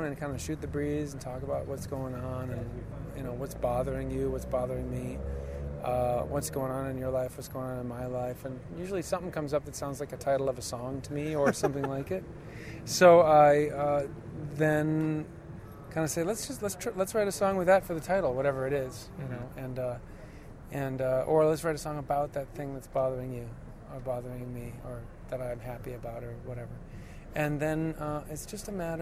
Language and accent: English; Minneapolis, Minnesota, United States; Minneapolis, but it's my hometown